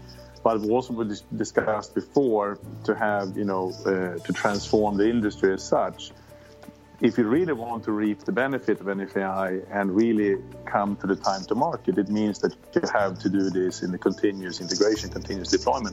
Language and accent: English; Södertälje, Stockholm County, Sweden; now in Silicon Valley, United States; I grew up south of Stockholm in a place called Södertälje